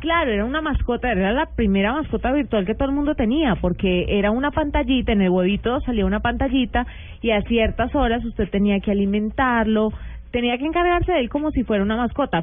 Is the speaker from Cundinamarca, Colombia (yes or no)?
no; Buga, Valle del Cauca, Colombia; yo crecí en Buga, yo no estaba en la metrópoli